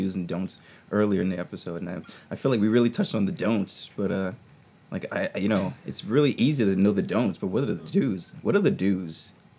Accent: New York City, New York, United States; I'm from the Bronx, New York.

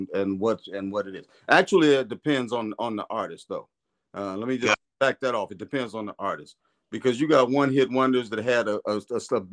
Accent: Chicago, Illinois, United States; now in North Charleston, United States; I'm from Chi-Town

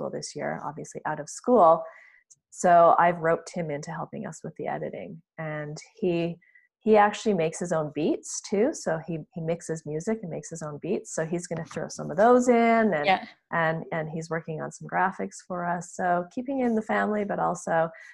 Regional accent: Canada; as a Canadian

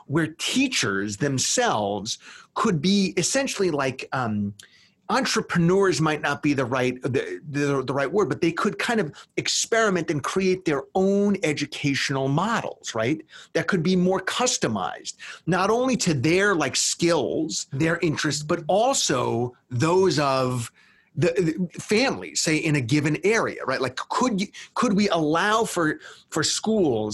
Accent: New York, United States; my home state of New York

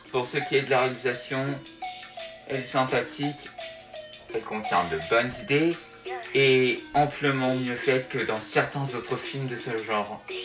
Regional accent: France; chez nous en France

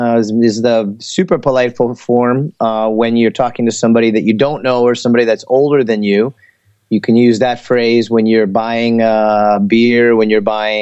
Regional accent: Cincinnati, Ohio, United States; moved away as an adult; also born or lived in Korea; now in South Korea; Well, I'm from Cincinnati

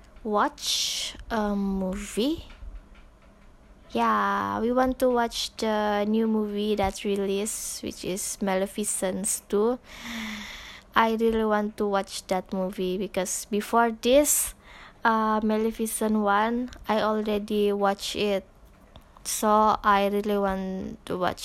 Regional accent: Sabah, Malaysia; English is a second language; moved away as an adult; now in Tanjung Malim, Malaysia; I'm from Sabah.

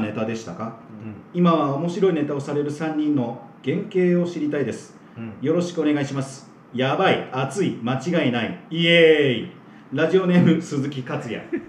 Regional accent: Kanto, Japan

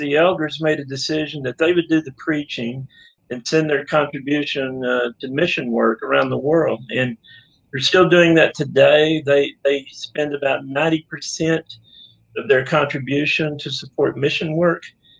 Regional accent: Honey Grove, Texas, United States; I grew up over in Fannin County around Honey Grove. That town's claim to fame is being named by David Crockett on his way to the Alamo.

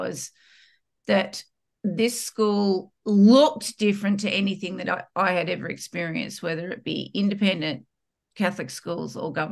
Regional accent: Australia; accent: Australian; if you can't tell by my accent, I'm Australian

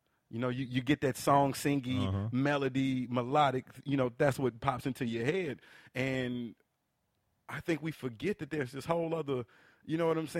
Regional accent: the South, United States; You know, I'm from the South, man. Like, mm-hmm. this is what I listen to.

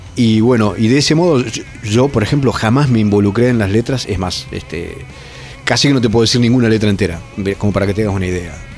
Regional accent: Entre Ríos, Argentina; also born or lived in Brazo Largo / Zárate, Buenos Aires; yo me crié en la isla, en Brazo Largo, y en, un pueblito entre ríos que se llama ¿no? Y luego Zárate

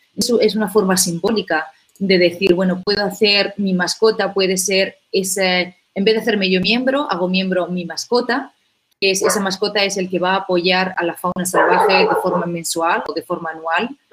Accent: Úbeda, Andalusia, Spain; moved away as an adult; now in South Africa; colegio en, en Úbeda, que es de hecho la, mi ciudad natal

